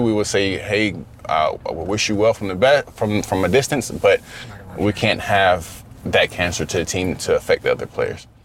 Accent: Florida, United States; growing up in Florida

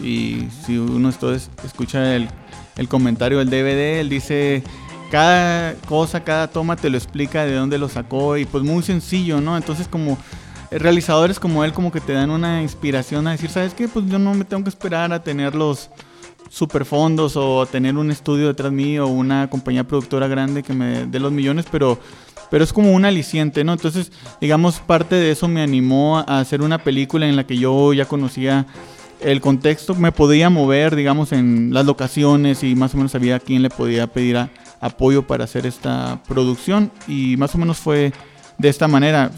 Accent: Mexicali, Baja California, Mexico; de donde vengo, ¿no? De Mexicali.

